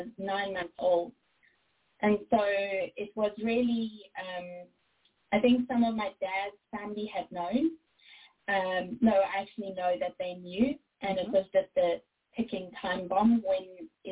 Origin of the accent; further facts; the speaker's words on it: South Africa; accent: South African; I was born in 1991 in South Africa, and that's where the accent comes from.